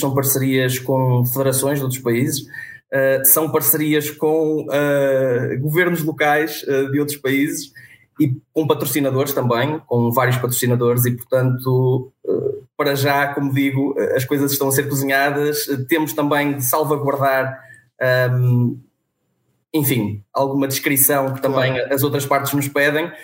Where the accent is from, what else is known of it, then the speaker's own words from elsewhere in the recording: Vila Nova de Famalicão, Norte, Portugal; now in Vila do Conde, Portugal; sou natural de Vila Nova de Famalicão, uh, resido em Vila do Conde